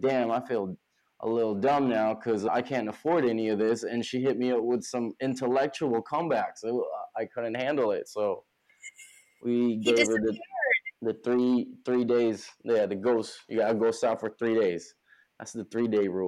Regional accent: California, United States; now in New York City, United States; I'm not from here. Like I said, I'm from California

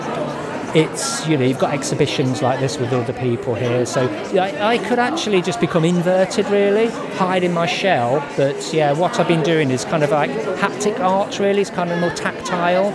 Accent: Ironbridge, West Midlands, United Kingdom; And I'm from Ironbridge

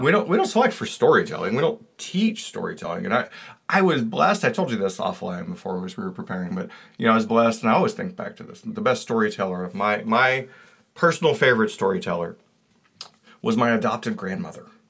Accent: Georgia, United States; I come from Georgia

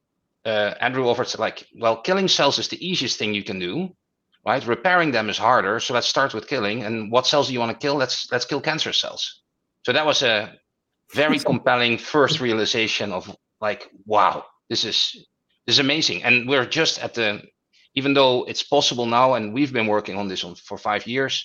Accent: Netherlands; moved away as an adult; now in New York, United States; I'm originally from the Netherlands

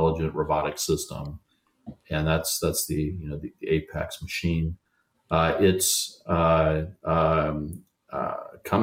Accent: United States; I'm an American, I'm a proud American

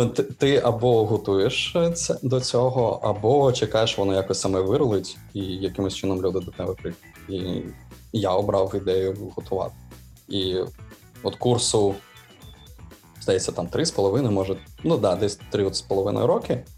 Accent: Kyiv, Ukraine; ми кияни, ми залишаємось в Києві

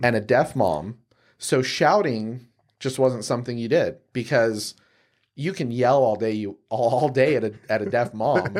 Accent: Salt Lake City, Utah, United States; I'm from Salt Lake City, um, you know, born and raised

